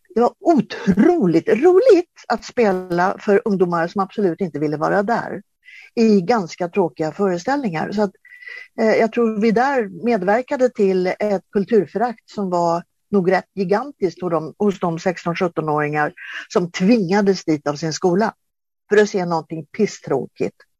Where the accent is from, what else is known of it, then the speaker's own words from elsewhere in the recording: Sweden; född och uppvuxen i Sverige